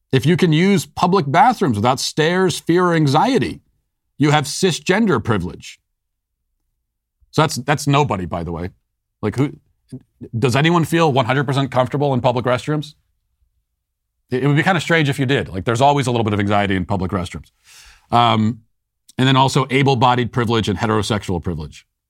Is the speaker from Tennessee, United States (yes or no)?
no; Maryland, United States; accent: Maryland; I'm from Maryland.